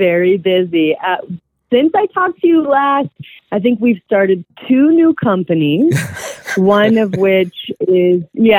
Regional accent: California, United States; now in Colorado, United States; we came from Southern California where there's just like this huge diversity and just a lot of really great food. And when we came to Colorado

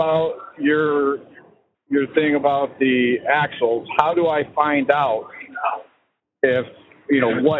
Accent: Nashville, Tennessee, United States; I am from the Nashville area. So ding ding 931.

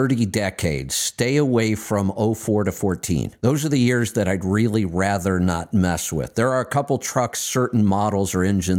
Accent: Streetsboro, Ohio, United States; I grew up in Streetsboro, Ohio, exit 13 on the Ohio Turnpike back then.

